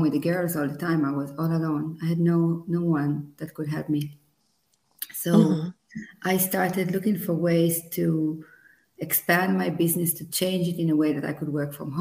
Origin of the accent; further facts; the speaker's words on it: Israel; moved away as an adult; now in Italy; I was born in Israel 40 years ago